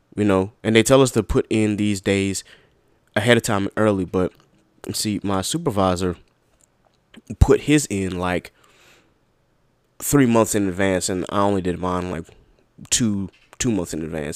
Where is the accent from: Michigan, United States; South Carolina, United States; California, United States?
South Carolina, United States; I'm from South Carolina